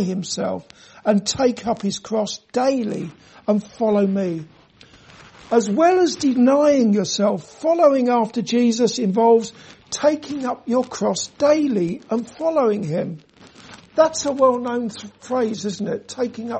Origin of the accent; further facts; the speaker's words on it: London, United Kingdom; moved away; When I grew up in London